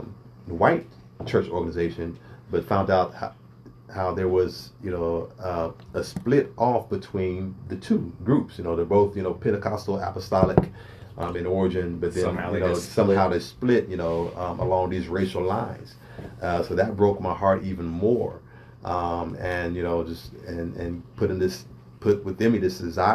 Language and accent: English; Springfield, Ohio, United States; I grew up here in Springfield, Ohio, you know, born and raised over on the south side of town